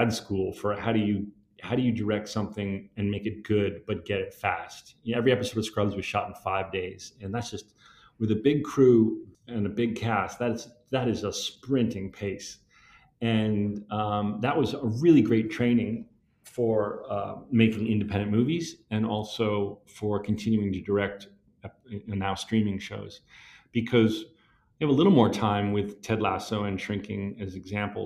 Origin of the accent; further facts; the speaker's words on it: New Jersey, United States; I love my hometown